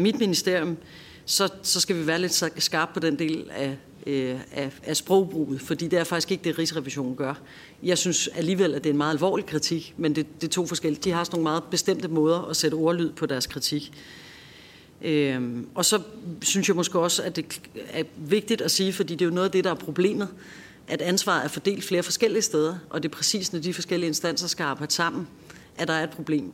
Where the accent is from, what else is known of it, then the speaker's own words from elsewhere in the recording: Copenhagen, Capital Region of Denmark, Denmark; Jeg er selv københavner